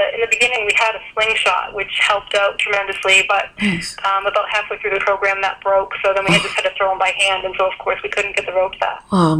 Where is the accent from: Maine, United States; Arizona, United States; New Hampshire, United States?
Maine, United States; I mean, growing up in Maine, as a kid, I climbed trees all the time.